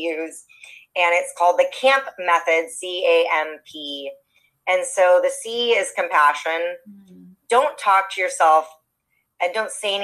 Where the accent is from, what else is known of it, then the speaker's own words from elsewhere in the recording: Los Angeles, California, United States; I'm born and raised in Los Angeles